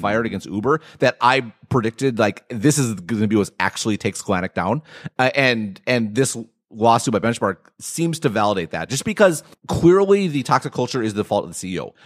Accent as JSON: {"language": "English", "region": "Midwest", "country": "United States", "said": "I'm from the Midwest"}